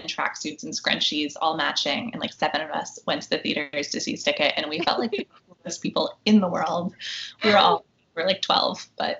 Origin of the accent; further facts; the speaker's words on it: Needham, Massachusetts, United States; But if you are from Needham, where I grew up, you'll probably recognize all the places